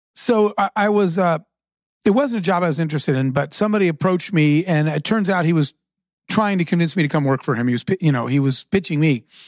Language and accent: English; Arizona, United States; I grew up in Arizona